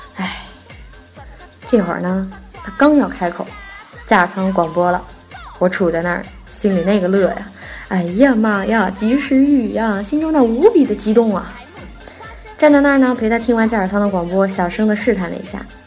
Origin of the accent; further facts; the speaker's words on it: Nanjing, Jiangsu, China; first language Nanjing dialect; 我是南京人